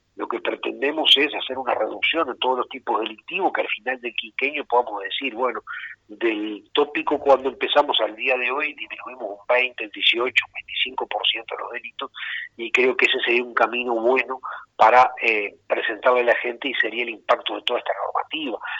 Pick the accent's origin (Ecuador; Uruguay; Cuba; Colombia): Uruguay; Rocha; Rocha es, el lugar de mis desvelo, es mi tierra, es el lugar donde tengo mis arraigos